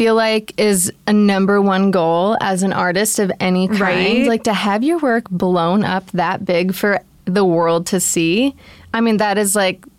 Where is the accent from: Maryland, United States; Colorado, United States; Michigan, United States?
Michigan, United States; Detroit; Shout out the Midwest. I'm from Detroit. Let's go.